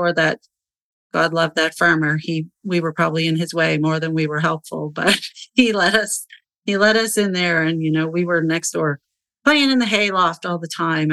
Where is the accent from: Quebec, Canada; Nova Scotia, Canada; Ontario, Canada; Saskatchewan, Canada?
Nova Scotia, Canada; I'm from the East Coast of Canada in beautiful Nova Scotia